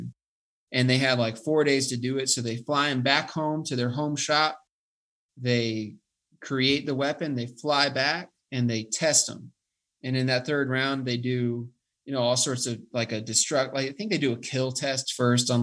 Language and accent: English; Colorado Springs, Colorado, United States; I was from the Springs